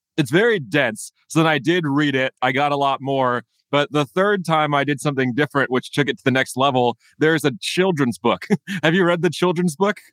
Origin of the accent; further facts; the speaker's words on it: United States; as an American